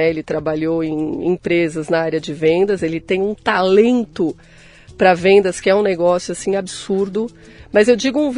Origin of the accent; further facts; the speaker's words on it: São Paulo, Brazil; born there; Nasci em São Paulo, capital.